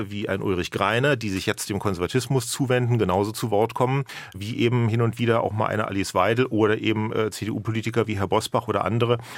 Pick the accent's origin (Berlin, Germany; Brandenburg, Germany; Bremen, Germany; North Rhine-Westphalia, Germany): Berlin, Germany; ich bin ja auch Berliner, bin also wieder nach Berlin zurückgekehrt